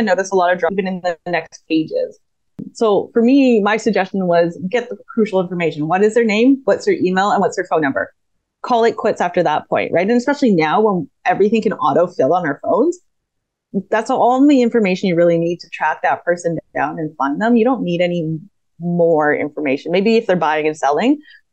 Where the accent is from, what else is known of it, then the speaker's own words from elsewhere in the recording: Canada; I'm Canadian